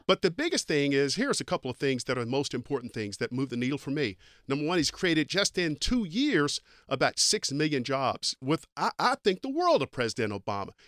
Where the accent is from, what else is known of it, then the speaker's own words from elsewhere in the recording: East Kentucky, United States; I grew up in Kentucky